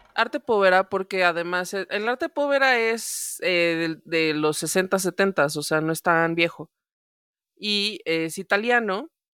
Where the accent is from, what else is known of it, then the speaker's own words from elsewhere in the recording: Mexico City, Mexico; en mi experiencia chilanga